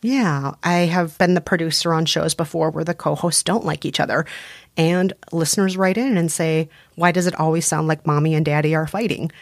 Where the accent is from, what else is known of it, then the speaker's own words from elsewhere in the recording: Minnesota, United States; accent: Minnesotan; I'm very Minnesotan. Yep. People hear the Minnesotan in me.